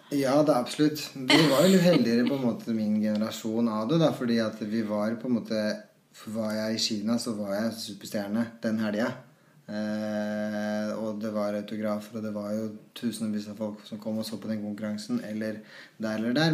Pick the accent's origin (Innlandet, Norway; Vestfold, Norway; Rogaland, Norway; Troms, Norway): Innlandet, Norway; Trysil; da vi vokste opp i Trussel